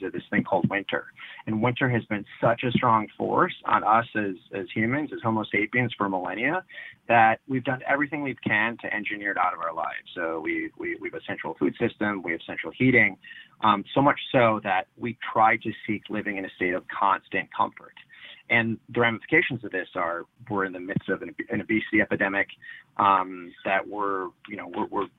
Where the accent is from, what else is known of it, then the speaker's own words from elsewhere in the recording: Wisconsin, United States; I grew up in Wisconsin